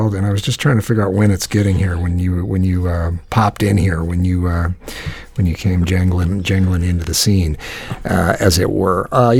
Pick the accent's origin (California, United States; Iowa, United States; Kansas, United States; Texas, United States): Iowa, United States; How much were you thinking that truck is worth? Because I'm a picker from Iowa.